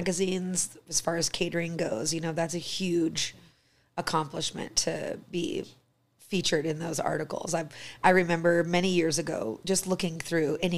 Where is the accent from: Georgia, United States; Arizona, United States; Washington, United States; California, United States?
Arizona, United States; now in Sheridan, United States; me growing up in Arizona